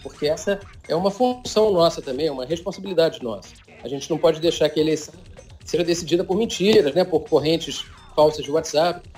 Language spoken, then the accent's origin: Portuguese; Rio de Janeiro, Brazil; moved away as an adult; also born or lived in Brasília / London; eu sou carioca, já estava quase 10 anos fora da cidade